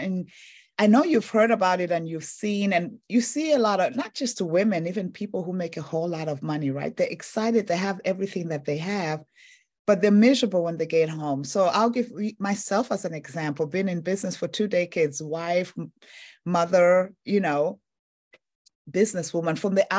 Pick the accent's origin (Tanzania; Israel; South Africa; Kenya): Tanzania; also born or lived in Zambia; I'm originally from Africa, eastern and southern part of Africa, Tanzania and Zambia.